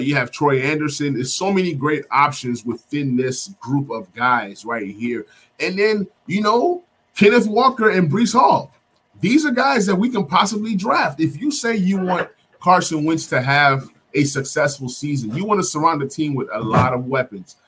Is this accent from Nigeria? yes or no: yes; Nigeria; I'm Nigerian.